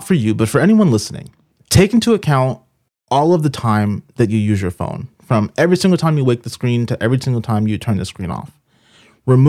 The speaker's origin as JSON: {"language": "English", "town": "Boston", "region": "Massachusetts", "country": "United States", "tie": "born or raised there", "said": "I'm a city boy. I grew up in Boston, so I'm not used to the mountains."}